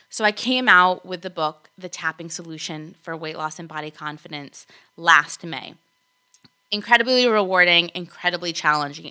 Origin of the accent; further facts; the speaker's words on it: Argentina; also born or lived in California / East Coast, United States; now in United States; I was born in Argentina